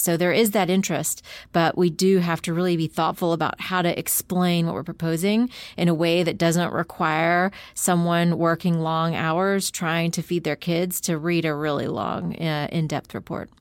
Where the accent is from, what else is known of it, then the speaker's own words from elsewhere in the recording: United States; as an American